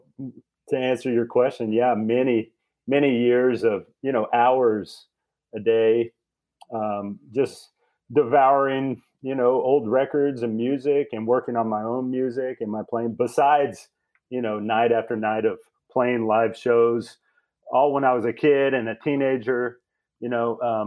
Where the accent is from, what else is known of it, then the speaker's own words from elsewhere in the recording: Austin, Texas, United States; I'm from Austin.